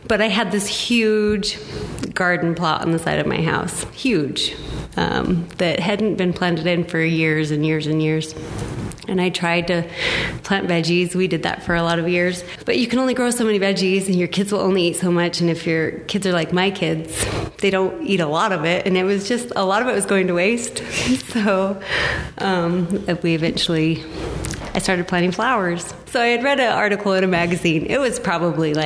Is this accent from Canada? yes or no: no; Enterprise, United States; moved away as an adult; also born or lived in Wyoming / Logan; I grew up in Enterprise, and when I left, I swore I'd never move back